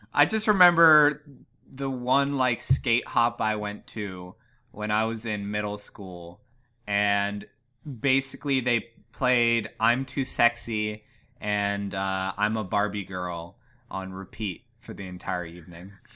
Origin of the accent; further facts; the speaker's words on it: Ligonier, Pennsylvania, United States; my hometown of Ligonier, Pennsylvania